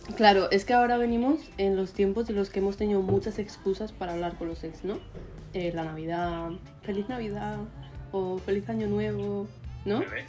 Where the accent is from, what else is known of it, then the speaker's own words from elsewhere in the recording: Madrid, Community of Madrid, Spain; accent: madrileño; moved away as an adult; yo hablo madrileño